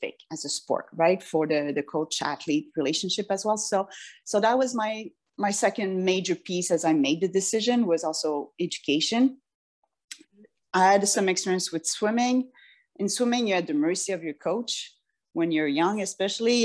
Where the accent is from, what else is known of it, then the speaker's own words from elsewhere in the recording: France; moved away; I grew up in France a lot too.